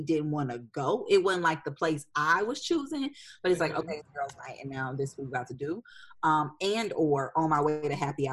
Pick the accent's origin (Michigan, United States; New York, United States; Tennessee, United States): Michigan, United States; Detroit; moved away as an adult; also born or lived in Indianapolis, Indiana; now in Nashville, United States; my hometown